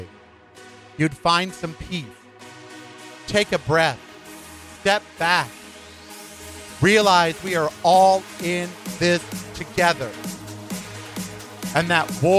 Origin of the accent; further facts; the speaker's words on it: United States; now in Las Vegas, United States; as an American